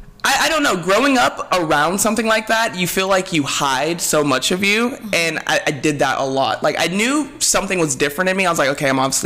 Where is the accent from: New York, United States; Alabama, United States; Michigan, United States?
Alabama, United States; So I was raised in Alabama. I was born in Alabama because my mom was in med school there.